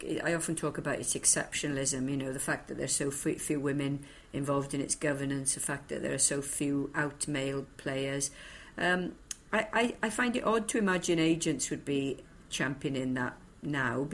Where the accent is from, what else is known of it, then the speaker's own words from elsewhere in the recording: Bridgend, Wales, United Kingdom; also born or lived in Liverpool; that little girl growing up in Bridgend